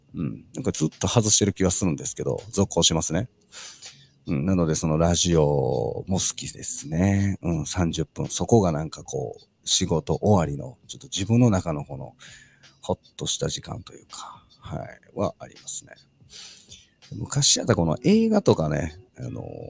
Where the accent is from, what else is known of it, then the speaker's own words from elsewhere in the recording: Osaka, Japan; 僕、あの、大阪出身なんですけども